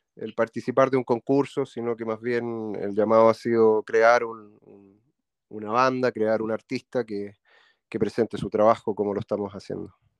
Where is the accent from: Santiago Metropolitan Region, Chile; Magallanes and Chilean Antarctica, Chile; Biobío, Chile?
Santiago Metropolitan Region, Chile; Santiago; somos de Santiago de Chile, ambos nacidos en Santiago de Chile.